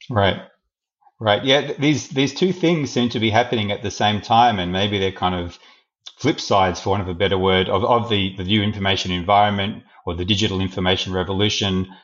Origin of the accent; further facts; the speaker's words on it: Australia; as an Australian citizen living in a liberal democracy